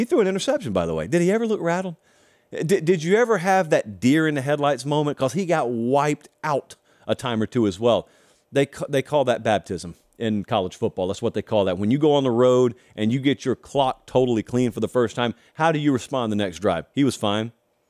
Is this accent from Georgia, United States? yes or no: yes; Georgia, United States; I can speak to my home state crowd like this.